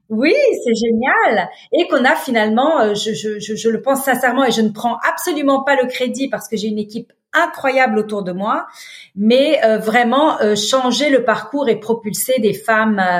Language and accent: French; Beirut, Beirut Governorate, Lebanon; Donc, je suis née à Beyrouth. J'ai, comme je vous le mentionnais, grandi dans la guerre civile du Liban. Euh, j'avais 7 ans quand la guerre a commencé. J'en avais 22 quand elle s'est terminée.